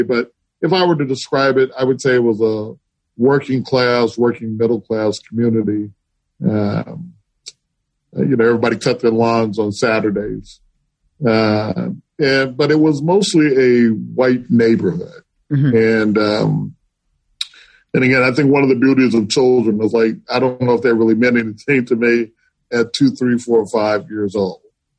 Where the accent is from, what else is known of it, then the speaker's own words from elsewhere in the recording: Compton, California, United States; I was born January 9th, 1957. So I was raised in Compton, and your earliest memories was kind of your classic row houses.